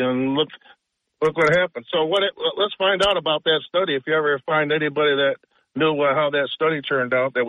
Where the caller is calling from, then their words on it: Binghamton, New York, United States; … from Binghamton.